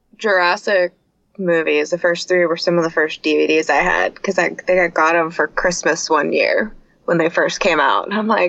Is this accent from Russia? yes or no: no; Vancouver, Washington, United States; In Vancouver, Washington.